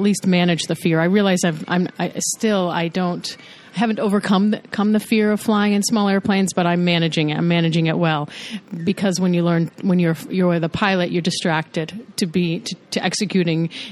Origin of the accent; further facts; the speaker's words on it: United States